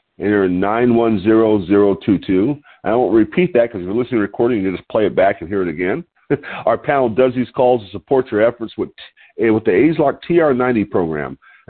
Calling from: Lompoc, California, United States; I'm your host today, and I'm calling in from Lompoc, California, which sits 54 miles north of Santa Barbara on California's beautiful central coast.

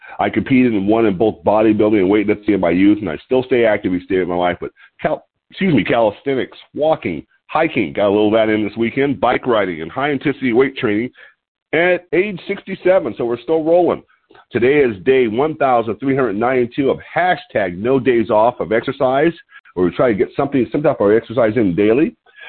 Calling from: Lompoc, California, United States; I'm calling in from Lompoc, California, which sits 54 miles north of Santa Barbara, California's beautiful central coast.

